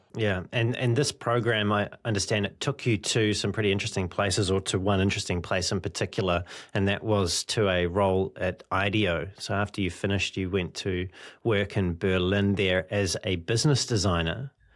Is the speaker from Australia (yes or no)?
no; New Zealand; my home country of New Zealand